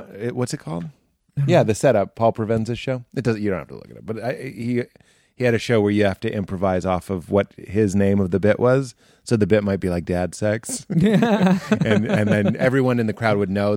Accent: Lexington, Massachusetts, United States; moved away; also born or lived in Chicago / New York / Los Angeles; I'm from Boston, but I usually say I'm actually from Lexington

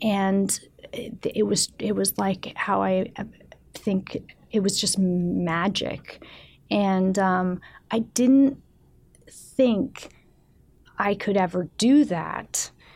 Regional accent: San Francisco, California, United States; also born or lived in Mendocino, California / Petaluma, California; I grew up in San Francisco

